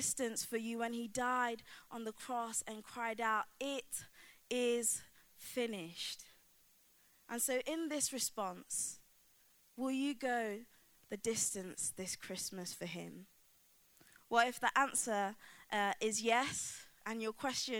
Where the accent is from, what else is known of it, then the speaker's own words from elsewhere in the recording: Coalville, East Midlands, United Kingdom; a tree in my hometown, Colville